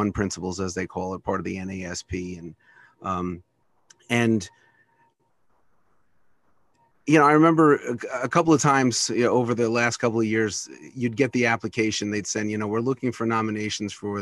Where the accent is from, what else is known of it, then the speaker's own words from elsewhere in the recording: New York City, New York, United States; also born or lived in New Jersey / Florida; now in North Dakota, United States; I was born and raised in New York City